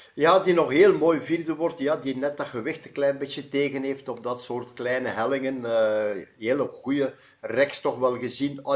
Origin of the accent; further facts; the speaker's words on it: Belgium; voor ons Belgen